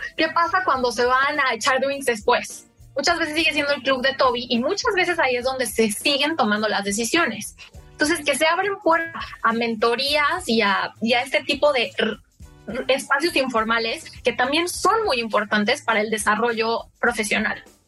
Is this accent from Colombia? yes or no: no; Mexico; moved away as an adult; also born or lived in United States; now in London, United Kingdom